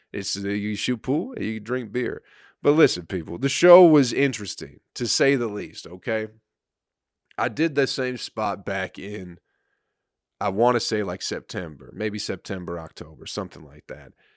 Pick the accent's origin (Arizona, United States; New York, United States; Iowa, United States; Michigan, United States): Michigan, United States; I'm from Michigan